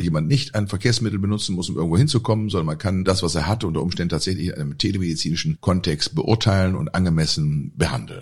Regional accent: Germany; bei uns in Deutschland

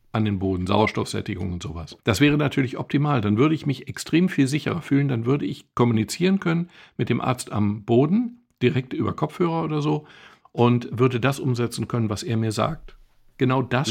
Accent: Germany; als Deutscher

